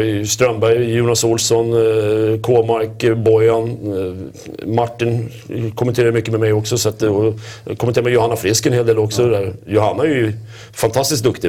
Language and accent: Swedish; Stockholm, Stockholm County, Sweden; inte fasen sitter vi som stockholmare och säger Rögle